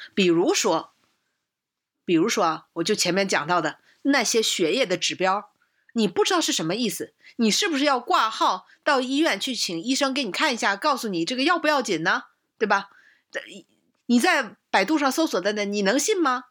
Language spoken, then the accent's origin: Chinese; China; 而且我们中国训练的话